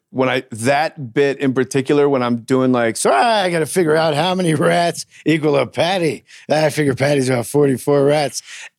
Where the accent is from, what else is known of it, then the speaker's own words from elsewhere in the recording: New York, United States; I'm from New York. They wrote books about us.